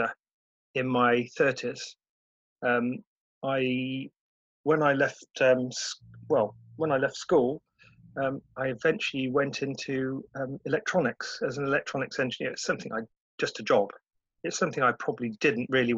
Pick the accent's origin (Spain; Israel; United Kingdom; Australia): United Kingdom; Cheltenham, South West England; My childhood was pretty good in Cheltenham